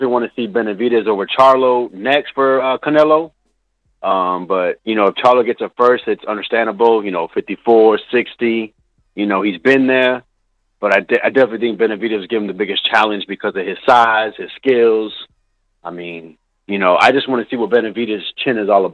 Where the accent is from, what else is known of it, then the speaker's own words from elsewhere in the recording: South Florida, United States; also born or lived in Elizabeth, New Jersey; I was actually born in Elizabeth, New Jersey, raised out here in Florida.